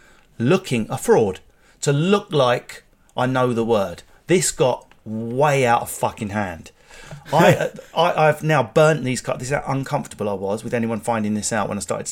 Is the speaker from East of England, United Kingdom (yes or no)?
no; Enfield, London, United Kingdom; I spent a lot of my childhood in Enfield, so I'm sort of halfway up, halfway down.